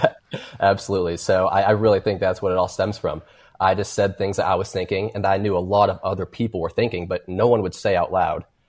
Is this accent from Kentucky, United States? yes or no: yes; Kentucky, United States; I'm from Kentucky